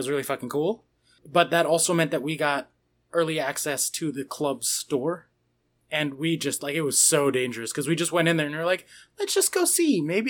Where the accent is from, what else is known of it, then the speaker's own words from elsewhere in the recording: United States; But, I mean, I am literally American.